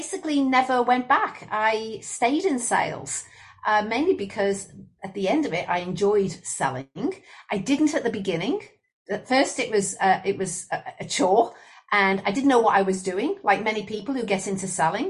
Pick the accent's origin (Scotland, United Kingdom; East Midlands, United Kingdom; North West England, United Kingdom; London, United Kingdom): North West England, United Kingdom; Liverpool; moved away as an adult; also born or lived in Leicester / Queensland, Australia; now in Brisbane, Australia; I'm originally from Liverpool, or Liverpool, as the people in Liverpool would say, in the UK. And I lived 18 years there